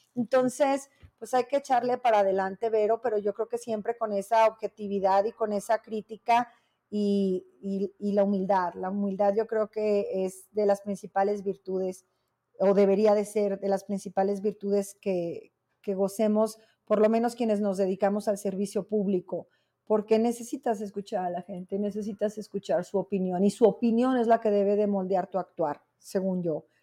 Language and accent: Spanish; Zacatecas, Mexico; yo soy una mujer zacatecana conservadora